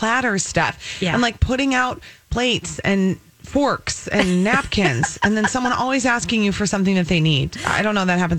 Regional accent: Cambridge, Minnesota, United States; And I was born in Cambridge then a year later.

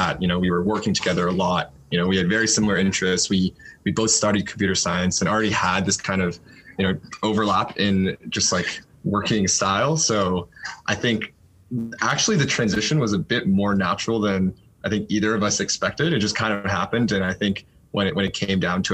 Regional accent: DC area, Northern Virginia, United States; moved away as an adult; also born or lived in Boston; now in San Francisco, United States; I was actually born and raised pretty much my entire life in the Northern Virginia, DC area

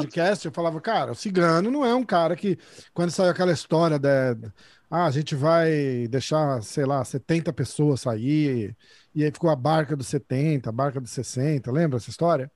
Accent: Brazil; eu sou brasileiro

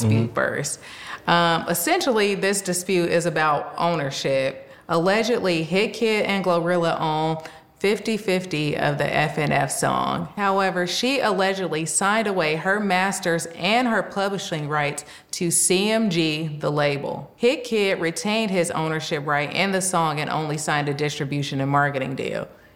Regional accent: the Bay Area, California, United States; also born or lived in New York

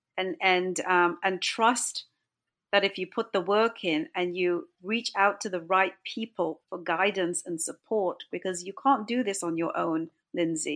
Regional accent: England, United Kingdom; moved away; also born or lived in Toronto, Canada; My parents are from India. I was born and brought up in England.

